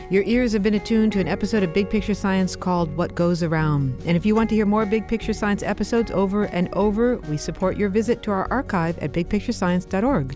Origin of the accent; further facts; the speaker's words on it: Midwest, United States; I grew up in the Midwest